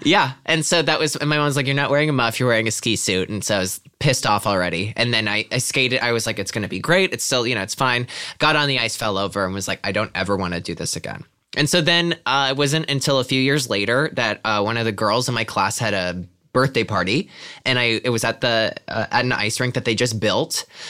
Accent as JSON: {"language": "English", "region": "Pennsylvania", "country": "United States", "moved": "yes", "said": "I'm from Pennsylvania originally"}